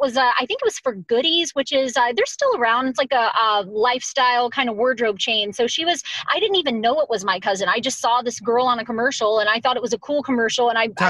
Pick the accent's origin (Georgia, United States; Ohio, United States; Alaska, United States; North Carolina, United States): Georgia, United States; Colquitt; I am from a small, and it's a great town. It's a little town in the southwest corner of Georgia. I'm sure you've never heard of it. Not many people have, but it's called Colquitt, Georgia.